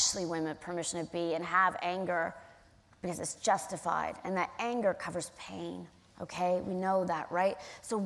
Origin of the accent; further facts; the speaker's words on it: California, United States; I'm from California, and I own and invest in a marijuana company.